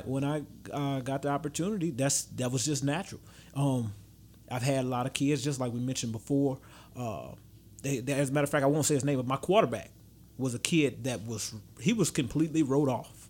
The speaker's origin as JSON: {"language": "English", "town": "Baton Rouge", "region": "Louisiana", "country": "United States", "tie": "born or raised there", "said": "I'm from Baton Rouge"}